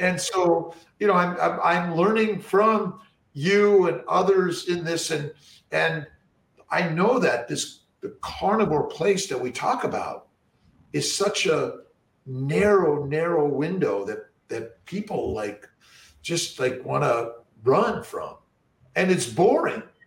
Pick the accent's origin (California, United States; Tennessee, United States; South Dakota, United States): California, United States; Los Angeles; I grew up in Los Angeles